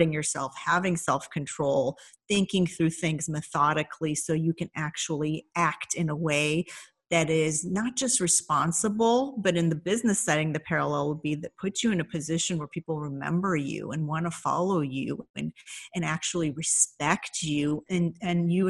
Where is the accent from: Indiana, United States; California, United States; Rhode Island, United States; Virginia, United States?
Indiana, United States; also born or lived in Iran; I grew up in Indiana